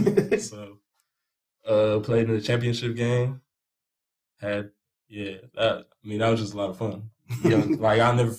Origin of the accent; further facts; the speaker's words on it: Stow, Ohio, United States; I'm from Stowe, Ohio. Been there my whole life